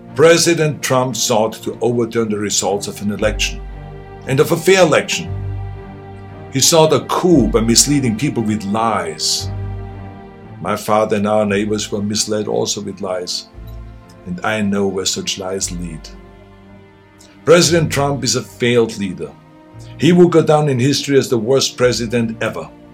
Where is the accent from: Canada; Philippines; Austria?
Austria; moved away as an adult; now in United States; I grew up in Austria